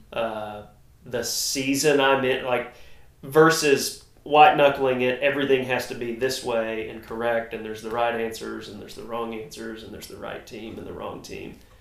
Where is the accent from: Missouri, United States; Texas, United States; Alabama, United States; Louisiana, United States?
Texas, United States; North; I'm a redneck from North Texas